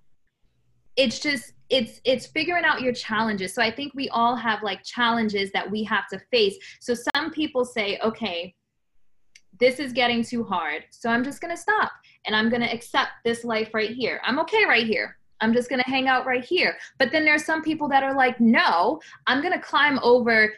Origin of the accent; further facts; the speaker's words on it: New York City, New York, United States; I was born in the Bronx, New York, single mom.